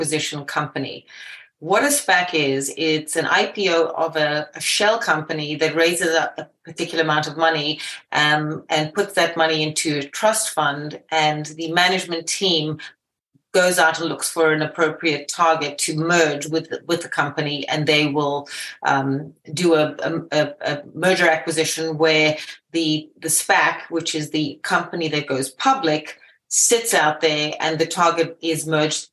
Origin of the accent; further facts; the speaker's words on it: Zimbabwe; also born or lived in United Kingdom; now in New York, United States; I am initially from Zimbabwe, and I've made it through from living in the UK all the way to living in New York.